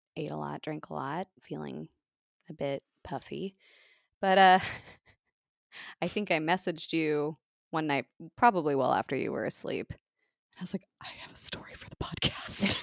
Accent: United States; I'm the Yank

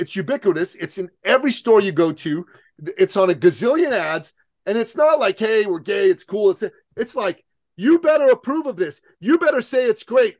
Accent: Iran; now in Canada; I'm from Iran

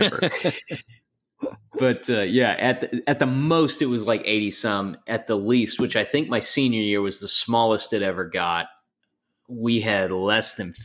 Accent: Georgia, United States; also born or lived in Colorado; So I was born in Colorado, but while I was still pretty young, we moved to Georgia. I grew up, you know, my South. Younger years in Georgia, very much so.

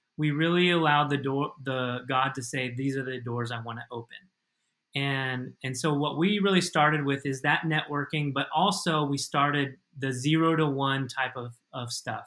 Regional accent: United States; moved away as an adult; now in Madrid, Spain; as an American

